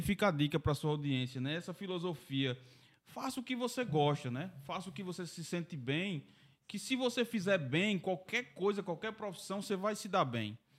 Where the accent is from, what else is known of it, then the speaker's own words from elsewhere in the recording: Mossoró, Rio Grande do Norte, Brazil; eu nasci em Mossoró